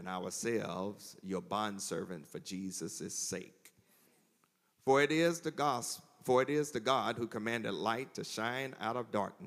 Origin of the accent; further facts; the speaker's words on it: Mississippi, United States; now in Charlotte, United States; Mississippi is home. My hometown is 60 miles south of here